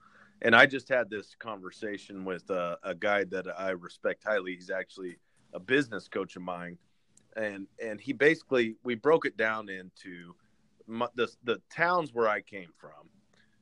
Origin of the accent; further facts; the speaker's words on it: Haven, Kansas, United States; I was from Haven, a little small town, and the town that was closest to me was Hutchinson, Kansas